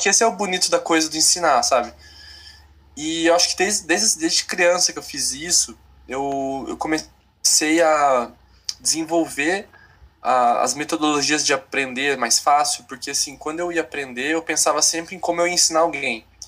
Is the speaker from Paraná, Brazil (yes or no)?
yes; Paraná, Brazil; moved away as an adult; also born or lived in São Paulo / Porto Alegre; now in Cascavel, Brazil; nasci em São Paulo, fui criado no Paraná